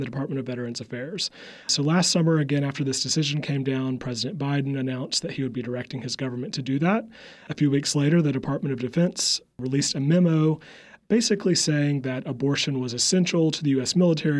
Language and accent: English; Upstate South Carolina, United States; accent: Southern; moved away as an adult; now in Washington, D.C., United States; I am from the South, which is funny. I think when I go back home, I'm from the upstate of South Carolina